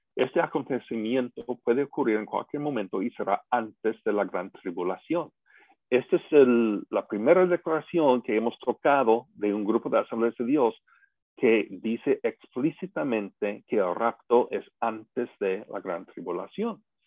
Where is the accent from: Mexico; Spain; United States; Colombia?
United States; los que somos de Estados Unidos